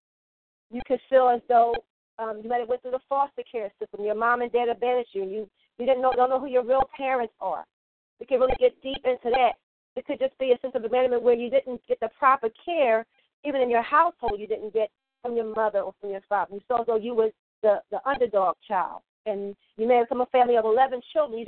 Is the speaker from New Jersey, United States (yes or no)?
no; Philadelphia, Pennsylvania, United States; I'm from Philly